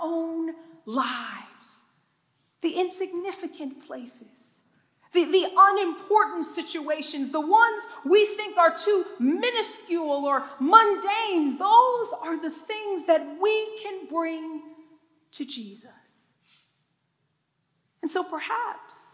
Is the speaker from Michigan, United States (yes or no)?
yes; Detroit, Michigan, United States; I was born and raised in Detroit, Michigan